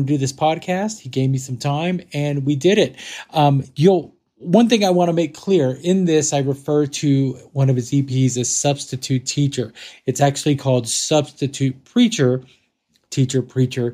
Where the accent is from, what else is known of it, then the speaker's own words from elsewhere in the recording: Texas, United States; I grew up in Texas